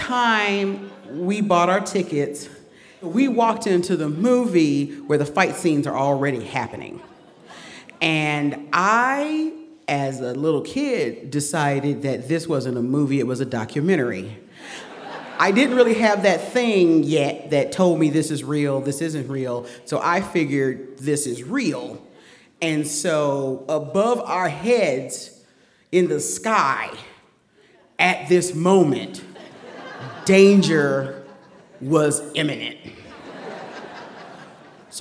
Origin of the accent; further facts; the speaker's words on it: Detroit, Michigan, United States; also born or lived in Macon, Georgia; I was born in Macon, Georgia, and raised in Detroit. So I have this weird combination of Southern and Midwestern